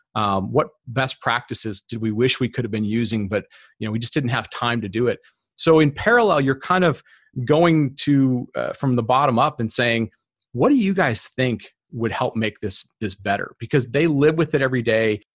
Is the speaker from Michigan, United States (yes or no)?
yes; Detroit, Michigan, United States; I grew up in Detroit